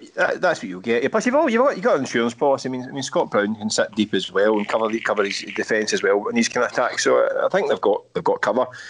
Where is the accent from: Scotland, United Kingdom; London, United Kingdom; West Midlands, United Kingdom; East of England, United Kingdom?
Scotland, United Kingdom; Glasgow; we grew up in Scotland